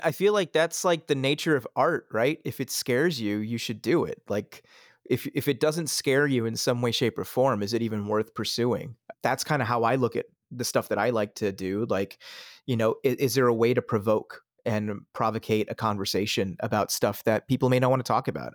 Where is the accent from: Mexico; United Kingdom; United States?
United States; Pennsylvania; also born or lived in Switzerland; I grew up in the suburbs of Pennsylvania. I, I was born in Switzerland and, and immigrated to the country in, in, in nineteen ninety.